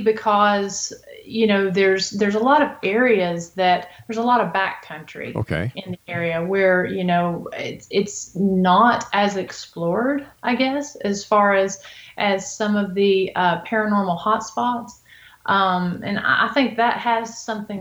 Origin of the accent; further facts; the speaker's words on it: Appalachian Mountains, United States; now in Robbins, United States; I grew up in the Appalachian Mountains